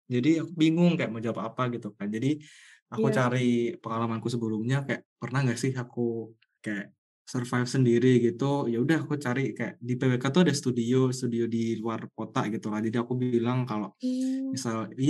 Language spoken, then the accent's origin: Indonesian; Surakarta, Central Java, Indonesia; Aku emang dari lahir di Solo, SD sampai kuliah aja di Solo gitu.